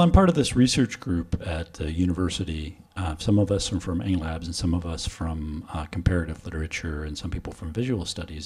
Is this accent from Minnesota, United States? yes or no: no; Washington, United States; moved away as an adult; now in Oslo, Norway; my home state of Washington on the West Coast